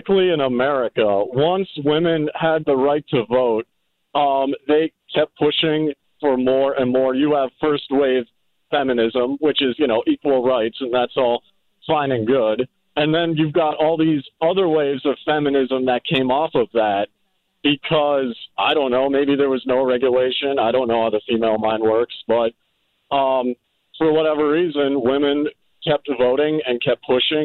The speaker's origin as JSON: {"language": "English", "country": "India", "tie": "born or raised there", "moved": "yes", "said": "for a good part of my life, I was raised in India"}